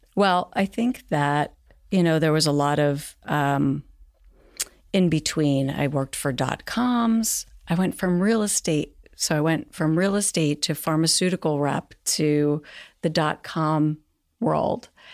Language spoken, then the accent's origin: English; Marin County, California, United States; moved away as an adult; now in New York, United States; grew up in Marin County, but I was born in New York and then at ten moved to California